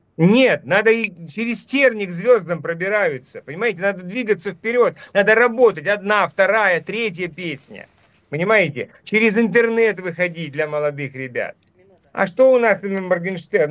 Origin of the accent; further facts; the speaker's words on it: Dnipro, Dnipropetrovsk Oblast, Ukraine; moved away as an adult; also born or lived in Kharkiv, Ukraine / Enerhodar, Ukraine; я, например, там вот родился и вырос на Украине. И прожил там много, 33 э, э, года своей жизни. Учился в Харькове, родился в Днепропетровске